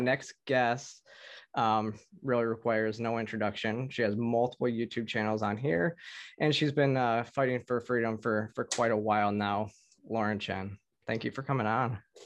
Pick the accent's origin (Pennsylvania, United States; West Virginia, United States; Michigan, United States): Michigan, United States; growing up in Michigan